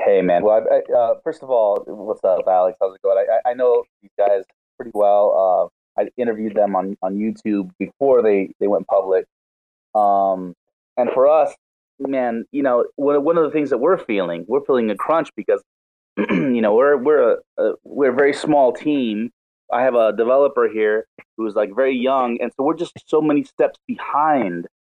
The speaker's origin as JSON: {"language": "English", "country": "Argentina", "said": "I I am sorry for all us Argentinians here"}